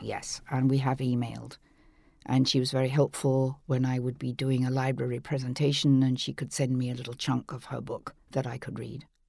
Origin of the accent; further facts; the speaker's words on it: England, United Kingdom; growing up in England